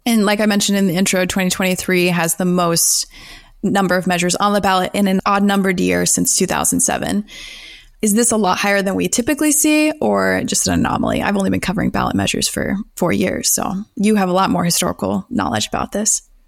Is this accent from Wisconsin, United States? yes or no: no; Texas, United States; Texas, my home state